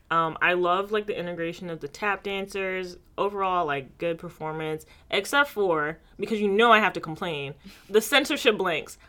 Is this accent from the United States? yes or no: yes; United States; I'm American